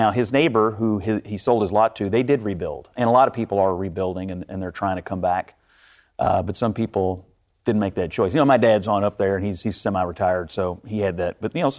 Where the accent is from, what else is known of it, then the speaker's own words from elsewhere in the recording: Dawson Springs, Kentucky, United States; I'm from Dawson Springs, Kentucky, where the tornadoes hit not this past December, but the one before last. You know, every home that … ever lived in was destroyed by a tornado there.